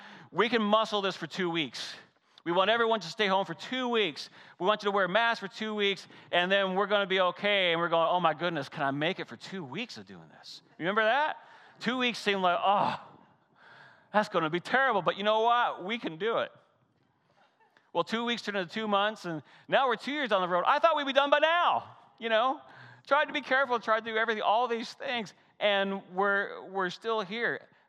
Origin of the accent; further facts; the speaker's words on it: Canada; I grew up in the Great White North, right? And so I remember I couldn't wait for the ponds to freeze over because I love pond hockey.